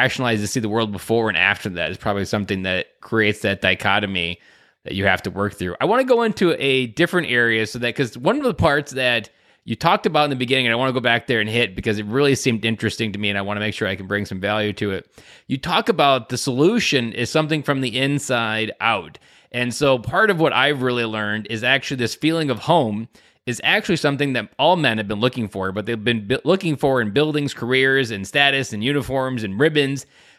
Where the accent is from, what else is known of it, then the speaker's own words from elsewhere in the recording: Wisconsin, United States; like me, I'm from Southern Wisconsin, grew up on a farm, like, that just, like, I was a very innocent kid going into that.